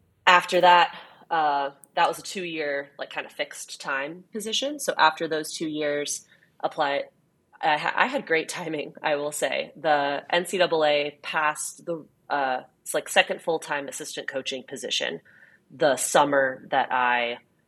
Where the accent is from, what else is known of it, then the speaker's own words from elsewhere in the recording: Orange County, California, United States; moved away; I grew up in Orange County, so a water polo hotbed for sure